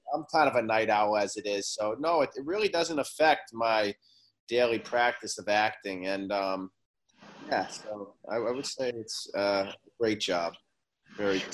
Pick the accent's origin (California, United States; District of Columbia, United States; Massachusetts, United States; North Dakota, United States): Massachusetts, United States; Boston; moved away as an adult; also born or lived in Oklahoma City, Oklahoma / Milan, Italy; now in Los Angeles, United States; I was born in Oklahoma City, but I moved to Boston when I was about three